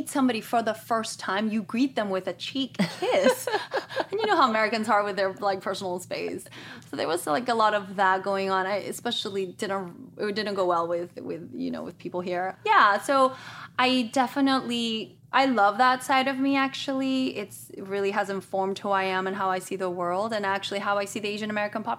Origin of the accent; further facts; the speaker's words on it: Guatemala; moved away as an adult; also born or lived in Madrid, Spain; now in Los Angeles, United States; parents are missionaries in Guatemala, so I grew up there. I spent 11 years in Guatemala. And before that, I was born in Spain, in Madrid. And I, you know what, when I first came to Los Angeles, I went to school, to college.